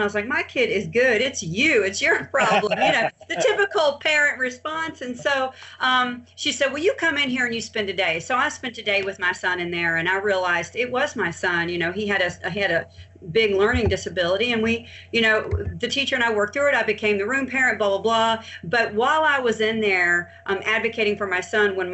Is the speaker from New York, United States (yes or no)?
no; Pensacola, Florida, United States; I'm from Pensacola, Florida. My family actually founded this community